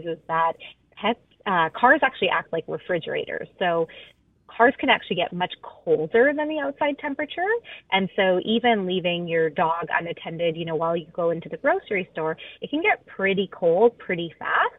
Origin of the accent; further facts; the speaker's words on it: Alberta, Canada; now in Vancouver, Canada; I grew up in Alberta